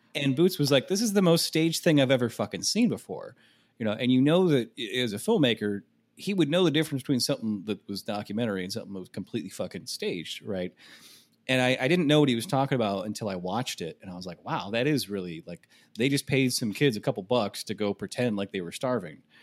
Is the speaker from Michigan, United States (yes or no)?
yes; Michigan, United States; my home state of Michigan